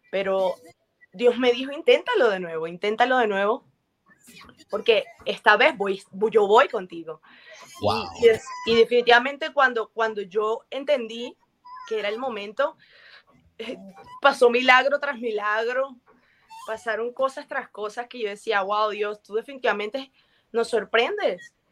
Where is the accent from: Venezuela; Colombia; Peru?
Colombia; Colombia es una tierra bendecida, una tierra bella, y me encanta mostrar, mostrar todo eso de mi tierra.